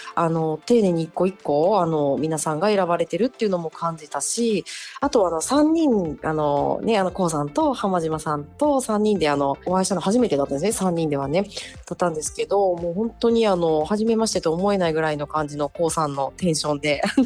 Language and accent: Japanese; Kansai, Japan; 同じ関西人としてね